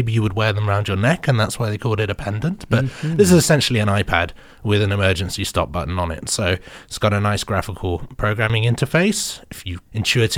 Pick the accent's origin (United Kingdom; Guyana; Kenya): United Kingdom; now in China; The 23andMe came back like British